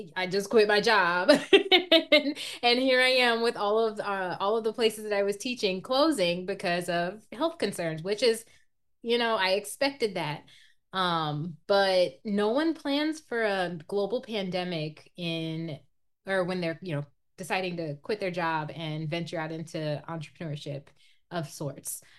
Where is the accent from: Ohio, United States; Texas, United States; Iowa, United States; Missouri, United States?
Iowa, United States; growing up in Iowa, it's it's predominantly white